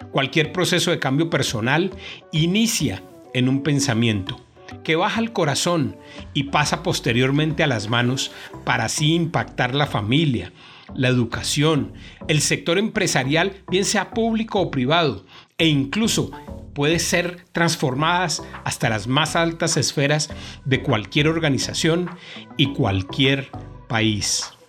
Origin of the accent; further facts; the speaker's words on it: Colombia; nuestra querida Colombia